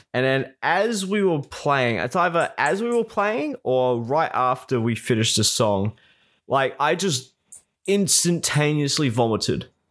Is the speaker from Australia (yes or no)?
yes; South Australia, Australia; born or raised there